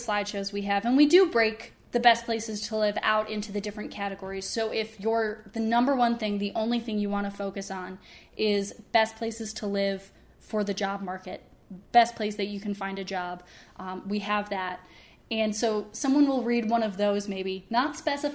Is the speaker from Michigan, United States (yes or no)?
yes; Michigan, United States; I am from Michigan, but I'm not from Grand Rapids personally